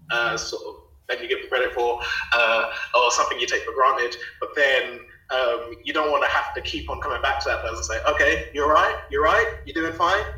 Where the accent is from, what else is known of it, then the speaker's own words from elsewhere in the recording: East of England, United Kingdom; it was happening in Finchley in like North London, and I'm coming from Essex, which is like east of London. So trying to get the trains to that when I was about, I don't know, 12, 13, 14, something like that.